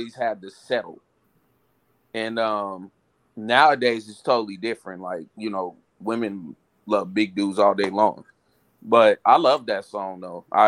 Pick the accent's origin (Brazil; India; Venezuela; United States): United States; West Coast; I grew up on the West Coast